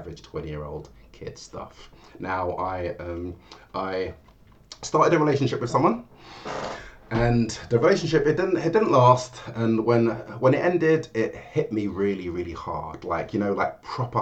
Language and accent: English; London, United Kingdom; I'm from London. Of Jamaican heritage. My parents moved to England from Jamaica